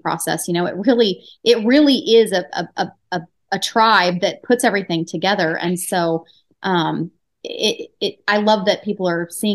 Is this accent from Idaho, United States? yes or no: yes; Nampa, Idaho, United States; I was born and raised in Nampa, which is, most people don't know where that's at, but it's literally a suburb of Boise